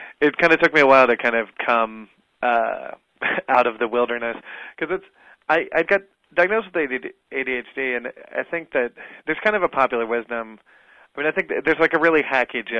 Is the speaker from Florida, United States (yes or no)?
yes; South Florida, United States; now in New York City, United States; I started out of South Florida